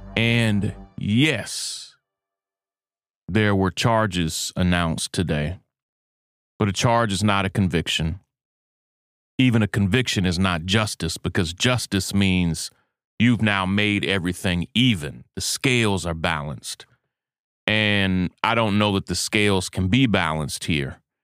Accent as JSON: {"language": "English", "region": "Kentucky", "country": "United States", "tie": "born or raised there", "said": "my home state of Kentucky"}